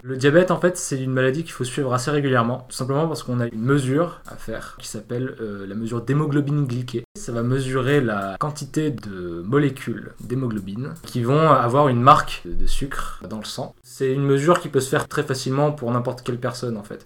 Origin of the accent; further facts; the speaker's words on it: Avignon, Provence-Alpes-Côte d'Azur, France; moved away as an adult; now in Paris, France; Je suis né à Avignon euh, en 98